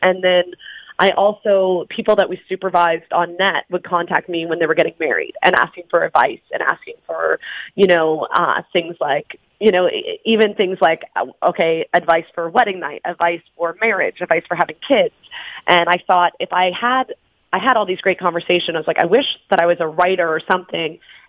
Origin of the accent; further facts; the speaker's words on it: Northeast, United States; I grew up in the Northeast, but also the Bible Belt